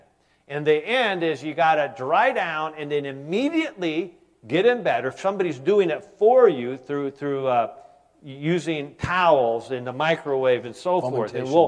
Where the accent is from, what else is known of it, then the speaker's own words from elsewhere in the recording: Michigan, United States; You know, you're from Wisconsin, I'm from Michigan.